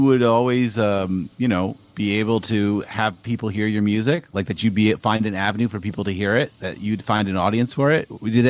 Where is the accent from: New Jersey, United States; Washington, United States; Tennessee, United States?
New Jersey, United States; know, I'm from South Jersey too, right?